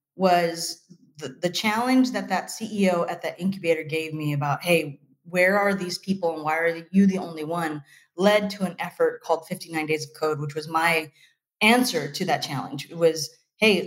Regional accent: Fresno, California, United States; I was freelancing for a bunch of companies inside of a very small incubator in my hometown

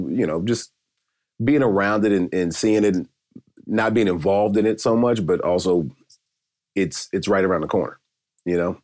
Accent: Decatur, Georgia, United States; moved away as an adult; also born or lived in St. Louis / Chicago / Dallas; now in Los Angeles, United States; I'm from Atlanta, Georgia, just southeast Stone Mountain, Decatur, Georgia

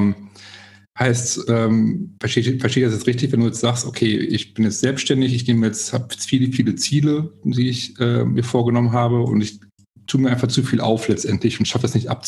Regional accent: Essen, North Rhine-Westphalia, Germany; ich bin hier in Essen groß geworden, bin auch nie irgendwie

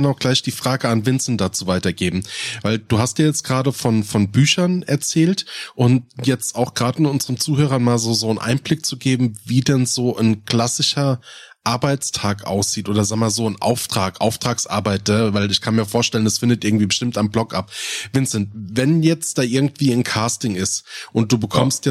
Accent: Rhein-Main, Hesse, Germany; accent: Rhein-Main-Hessisch; ich kriege meinen Dialekt nicht los. Und ich habe halt mit einem der komischsten ist halt bei mir dieses Rhein-Main-Hessisch

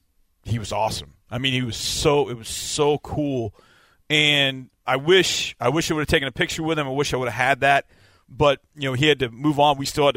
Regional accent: Marinette, Wisconsin, United States; I'm a kid from Marinette, Wisconsin. Grew up knowing everything about the Packers.

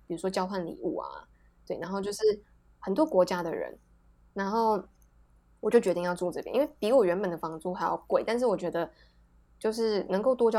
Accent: Taiwan; moved away; also born or lived in Japan; 你到底把我们台湾想成什么样的地方？

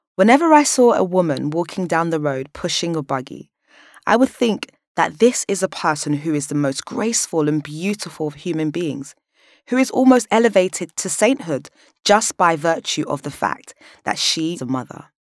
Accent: London, United Kingdom; Born and raised in South London

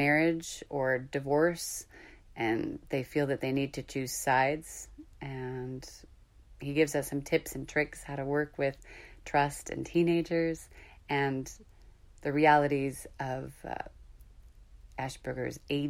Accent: Northern California, United States; moved away; So we're both West Coasters. I'm from Northern Cal

